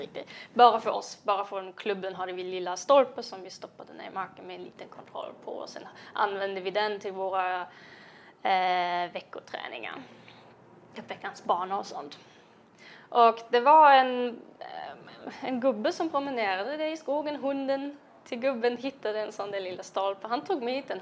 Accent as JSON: {"language": "Swedish", "town": "Jena", "region": "Thuringia", "country": "Germany", "tie": "born or raised there", "second_language": "Swedish", "moved": "as an adult", "lives_now": "Sweden", "said": "jag kommer från Jena, um, en inte så liten svensk eh, stad med svensk mått"}